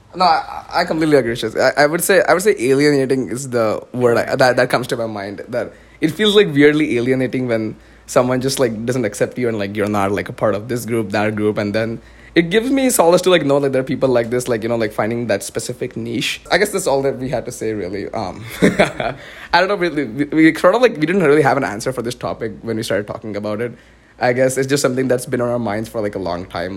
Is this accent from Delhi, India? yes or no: no; Pune, Maharashtra, India; moved away as an adult; also born or lived in Dallas, United States; now in West Lafayette, United States; i grew up my entire life in india but then when I do say I'm from Pune, I'm from India